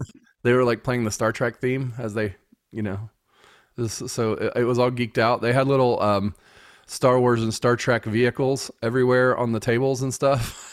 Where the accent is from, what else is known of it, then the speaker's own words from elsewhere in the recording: United States; I'm an American